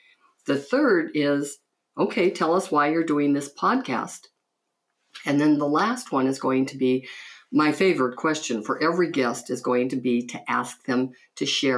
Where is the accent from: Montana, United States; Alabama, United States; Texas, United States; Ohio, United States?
Montana, United States; Butte; I grew up in Butte, Montana, mining town. People used to say it was so rough and tough. Well, it wasn't for me because I grew up Catholic.